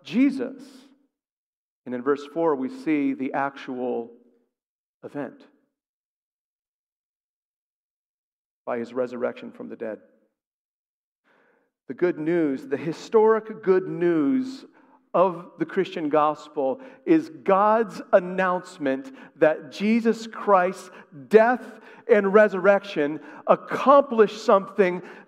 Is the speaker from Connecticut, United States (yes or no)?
yes; outside of Hartford, Connecticut, United States; I grew up in Connecticut. I grew up outside of Hartford